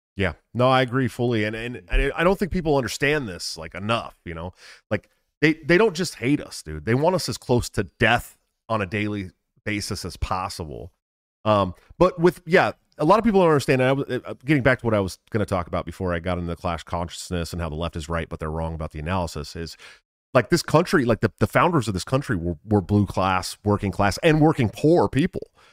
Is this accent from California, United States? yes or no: yes; Bay Area, California, United States; I grew up in the Bay Area